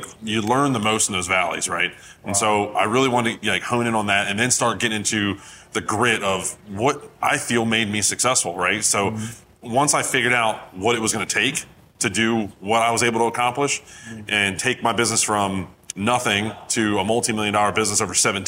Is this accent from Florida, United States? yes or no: no; Maryland, United States; I'm from Maryland.